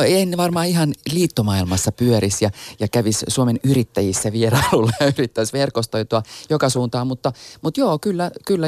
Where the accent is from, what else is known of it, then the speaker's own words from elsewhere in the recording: Helsinki, Uusimaa, Finland; mä oon siis Itä-Helsingistä eikä meidän perheellä ollut minkäänlaista yhteyttä muotimaailmaan